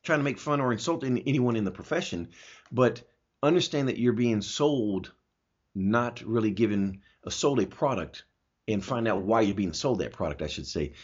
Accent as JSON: {"language": "English", "town": "Augsburg", "region": "Bavaria", "country": "Germany", "tie": "born or raised there", "moved": "yes", "lives_now": "United States", "said": "I was born in Augsburg, Germany"}